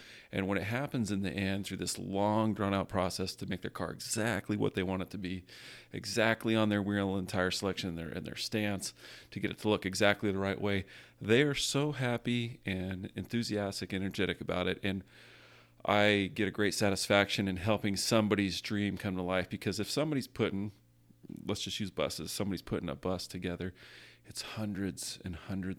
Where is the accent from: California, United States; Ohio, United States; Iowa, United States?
California, United States; also born or lived in Las Vegas, United States; I ended up going from Vegas back to California. I grew up in California, and Whittier was the last place that I lived.